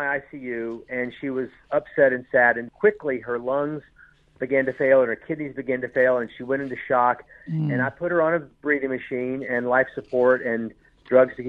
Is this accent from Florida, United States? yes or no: no; Shreveport, Louisiana, United States; I grew up in the South, and my father left us when I was little, and we didn't have any money. We lived in a little four-room house in Shreveport, Louisiana